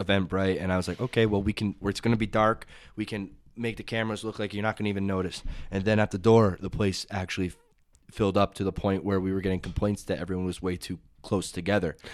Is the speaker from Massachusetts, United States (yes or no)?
yes; Southampton, Massachusetts, United States; now in East Hampton, United States; I grew up in Southampton